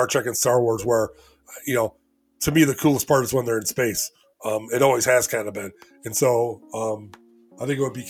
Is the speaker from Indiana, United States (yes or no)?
no; Elgin, Illinois, United States; I'm from Elgin, Illinois